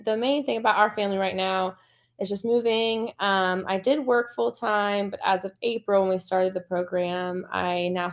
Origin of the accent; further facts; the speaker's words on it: Cincinnati, Ohio, United States; moved away as an adult; I grew up in Cincinnati, Ohio.